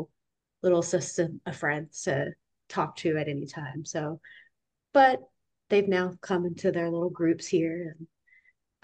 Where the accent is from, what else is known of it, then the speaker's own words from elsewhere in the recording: Georgia, United States; moved away as an adult; also born or lived in England / Virginia; now in Germany; We're from Georgia.